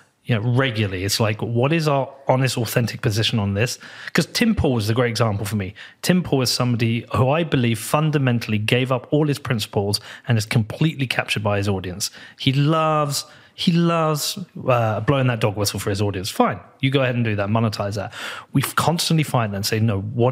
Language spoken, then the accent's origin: English; United Kingdom; I'm a British guy from Europe